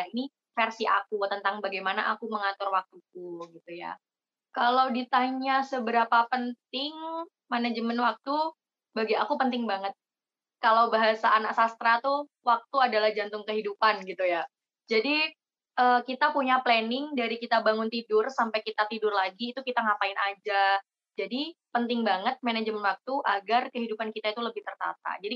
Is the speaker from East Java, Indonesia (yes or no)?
yes; Jember, East Java, Indonesia; Aku asli Jember tapi kuliah di Probolinggo dan ikut Genbi Malang.